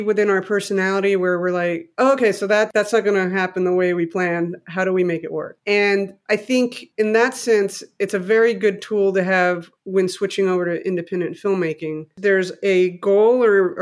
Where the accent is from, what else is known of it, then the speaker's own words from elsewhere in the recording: Mexico City, Mexico; moved away as an adult; also born or lived in United States; I grew up in Mexico City. I was born in the US, but I lived there from 1 to 19.